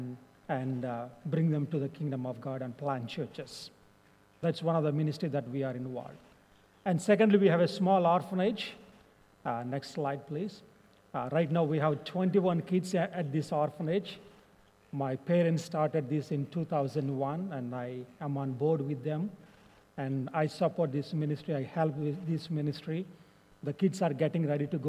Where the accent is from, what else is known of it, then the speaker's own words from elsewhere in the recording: India; English is a second language; You can tell by my accent and my skin that I'm from India